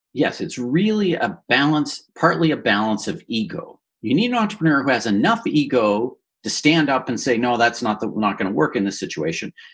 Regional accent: Woodstock, Ontario, Canada; I grew up in Woodstock, Ontario

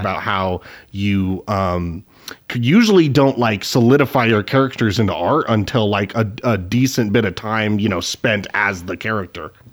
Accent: Spokane, Washington, United States; my hometown of Spokane, Washington

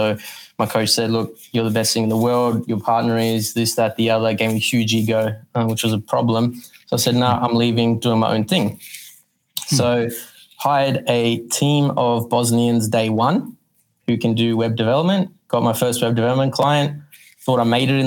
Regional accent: Johannesburg, Gauteng, South Africa; now in Sydney, Australia; from Sydney, well, reside in Sydney, Australia, born Johannesburg, South Africa, came here 23 years ago now

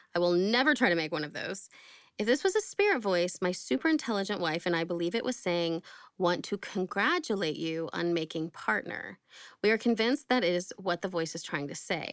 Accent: Oklahoma, United States; I grew up in Oklahoma

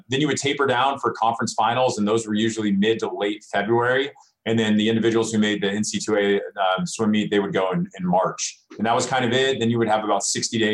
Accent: Southern California, United States; moved away as an adult; also born or lived in Cincinnati; growing up in Southern California

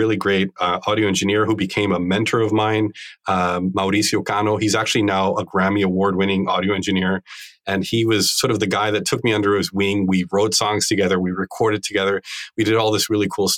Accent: Bogotá, Bogotá Capital District, Colombia; I grew up in Bogota in Colombia

